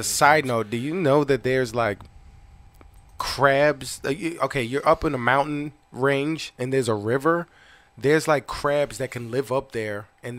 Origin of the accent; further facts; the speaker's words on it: Maryland, United States; I'm from Maryland, so I'm the crab guy.